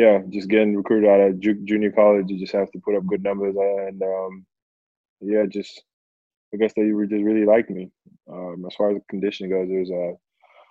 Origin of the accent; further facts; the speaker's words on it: Perth, Western Australia, Australia; now in Melbourne, Australia; I grew up in Perth, but I called Melbourne home